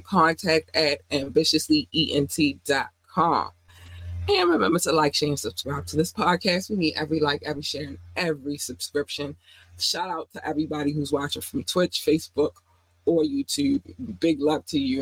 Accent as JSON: {"language": "English", "town": "Baltimore", "region": "Maryland", "country": "United States", "tie": "born or raised there", "said": "I've been here since I was eight"}